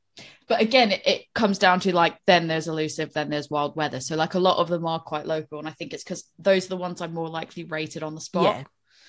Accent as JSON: {"language": "English", "region": "New England", "country": "United States", "said": "So it's like, you can tell I'm from New England."}